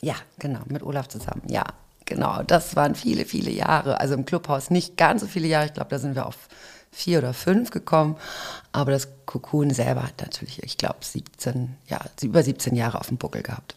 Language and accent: German; Hamburg, Germany; ich bin aber in Hamburg geboren mhm. und ähm, bin auf jeden Fall auch irgendwie im Herzen Hamburgerin